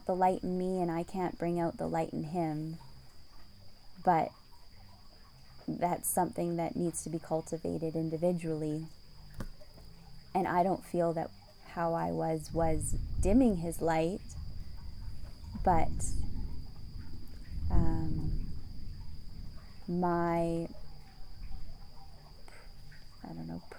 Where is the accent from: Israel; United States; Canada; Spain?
Canada; North Vancouver, British Columbia; moved away as an adult; also born or lived in London / Hong Kong / Paris; I grew up in Vancouver, Canada.